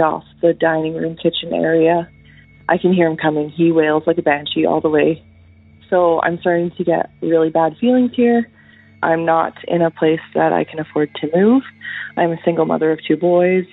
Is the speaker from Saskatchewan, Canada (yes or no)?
no; Northern Alberta, Canada; I'm from Northern Alberta in Canada.